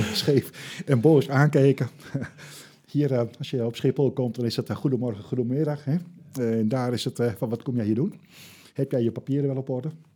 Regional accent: Netherlands; dat is heel lastig om daar als, als Nederlander doorheen te komen

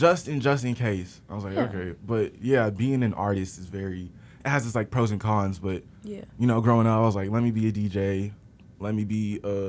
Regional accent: San Francisco, California, United States; moved away as an adult; now in Chicago, United States; I was born and raised in San Francisco, California.

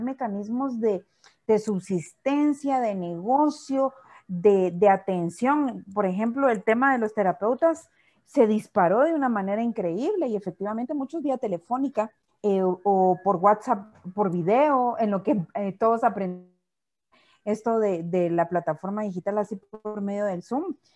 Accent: Guatemala; nosotros como guatemaltecos somos resilientes

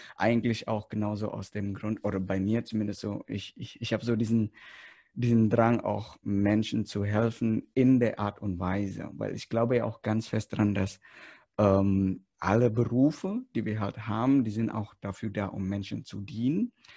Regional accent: Indonesia; moved away; ich komme aus Indonesien

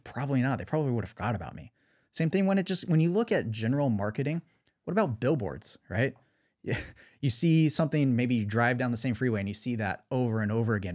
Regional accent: Southern California, United States; growing up in Southern California, skateboarding, surfing, snowboarding

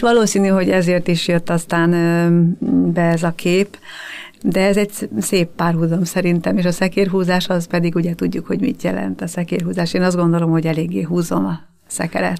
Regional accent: Budakeszi, Pest, Hungary; moved away as an adult; also born or lived in Terézváros, Budapest; now in Budapest, Hungary; Budakeszi nőttem fel

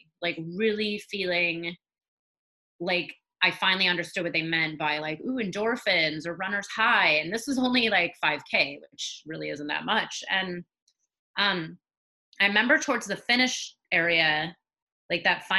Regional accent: California, United States; I grew up in California, so the weather was always nice.

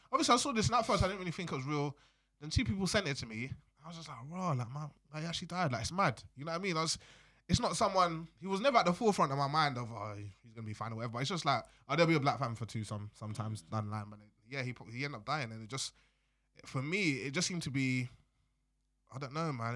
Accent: London, United Kingdom; I was born in London, raised my whole life in England, not in Wales, not in Scotland or Ireland

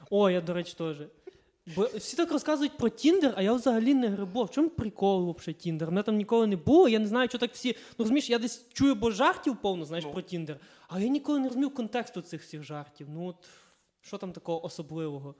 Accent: Kalush, Ivano-Frankivsk Oblast, Ukraine

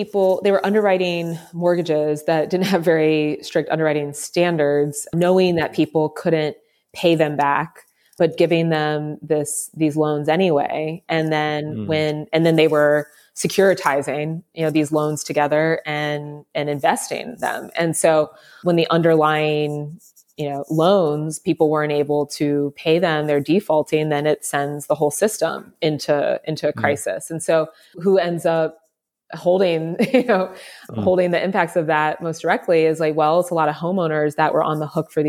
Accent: Columbus, Ohio, United States; I was born here in Columbus, where I am now, the capital of Ohio

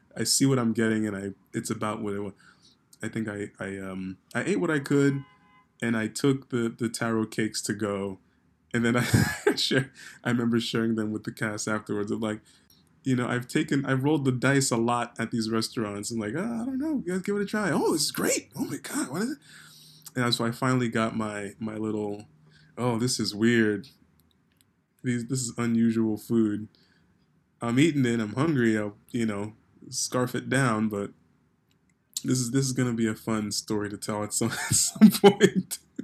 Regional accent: New York, United States; growing up in New York

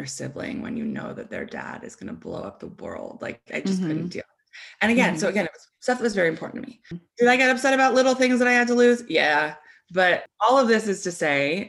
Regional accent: United States; also born or lived in Boulder; I grew up in the United States

